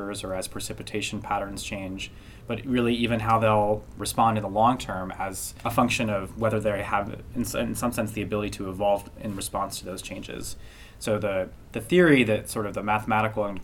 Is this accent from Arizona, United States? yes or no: no; Santa Fe, New Mexico, United States; moved away as an adult; also born or lived in the West; I'm from Santa Fe, New Mexico. It's where I was born and grew up and went to high school